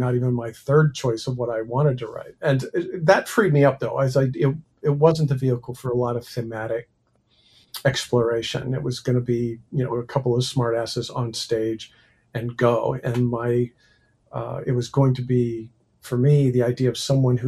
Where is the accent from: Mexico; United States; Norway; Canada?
United States; writing as an American rather than a Brit